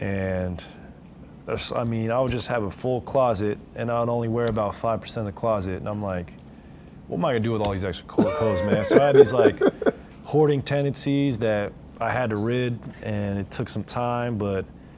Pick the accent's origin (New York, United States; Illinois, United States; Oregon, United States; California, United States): Oregon, United States; moved away; also born or lived in Los Angeles / Pullman, Washington; I grew up in Oregon